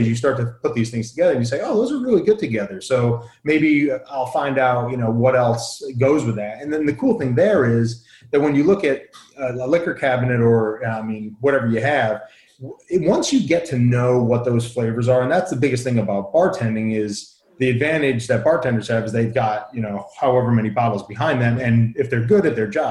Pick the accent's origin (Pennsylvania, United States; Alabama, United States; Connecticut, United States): Connecticut, United States; Southern; I grew up in Southern Connecticut